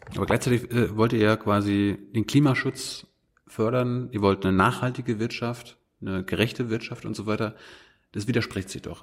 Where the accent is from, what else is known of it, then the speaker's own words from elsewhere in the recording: Germany; als Deutschland